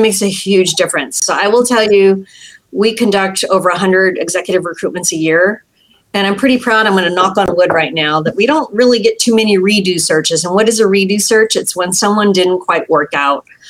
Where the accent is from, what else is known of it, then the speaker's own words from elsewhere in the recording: San Jose, California, United States; I grew up in San Jose.